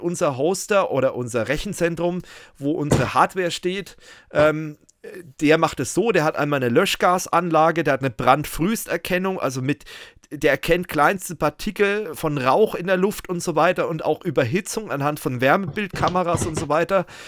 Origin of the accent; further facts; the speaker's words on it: Germany; bei uns in Deutschland